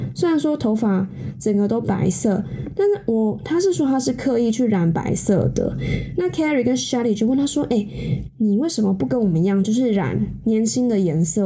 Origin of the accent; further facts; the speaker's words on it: Taiwan; 毕竟我是一个土生土长的台湾人